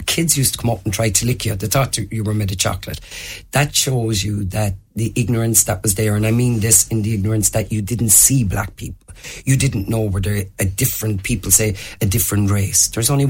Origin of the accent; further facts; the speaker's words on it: Limerick, Munster, Ireland; what it was like being the black person growing up in Limerick.